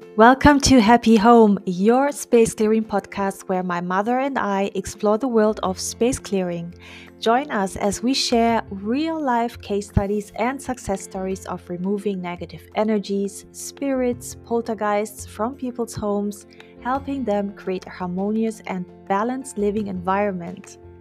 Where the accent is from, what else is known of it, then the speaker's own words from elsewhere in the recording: Germany; moved away; growing up in Germany